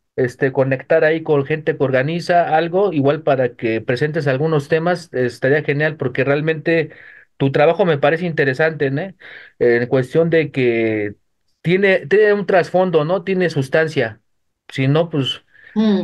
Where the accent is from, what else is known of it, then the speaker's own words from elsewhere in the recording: Mexico City, Mexico; De la Ciudad de México.